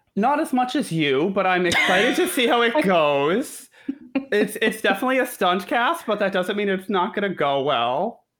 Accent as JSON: {"language": "English", "region": "Connecticut", "country": "United States", "tie": "born or raised there", "said": "I'm from Connecticut, and my mom always took me to matinee days"}